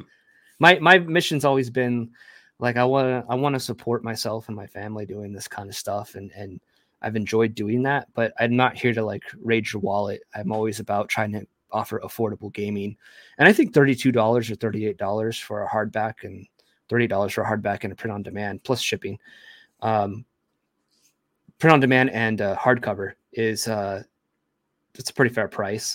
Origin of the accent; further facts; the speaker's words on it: United States; being an American-born, um, Latino a Hispanic individual